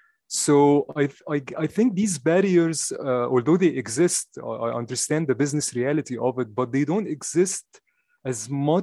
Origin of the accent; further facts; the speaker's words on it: Egypt; moved away as an adult; also born or lived in London; I was born in Egypt and I grew up in Egypt.